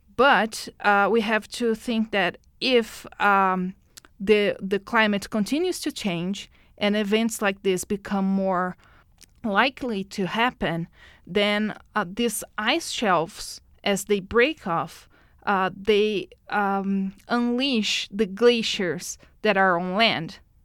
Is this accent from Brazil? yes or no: yes; Brazil; moved away as an adult; now in Edmonton, Canada; born in Brazil.